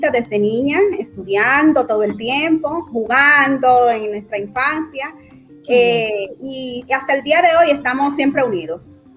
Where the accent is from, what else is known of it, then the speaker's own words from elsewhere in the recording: Dominican Republic; Claro, mi infancia fue muy bonita. Mis padres comerciantes